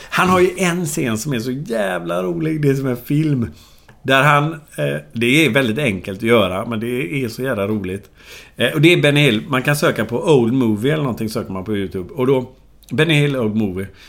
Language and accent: Swedish; Gothenburg, Västra Götaland, Sweden; där växte jag upp. Och så gick jag ju då, som jag sa, i Toleskolan